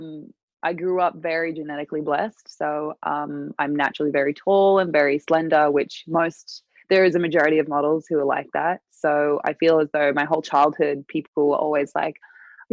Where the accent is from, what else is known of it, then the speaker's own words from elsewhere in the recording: Newcastle, New South Wales, Australia; moved away as an adult; my hometown, Newcastle